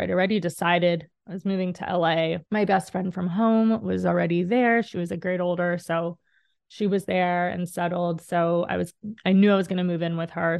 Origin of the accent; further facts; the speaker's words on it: Dallas, Texas, United States; moved away as an adult; also born or lived in Indiana; I'm from Dallas, Texas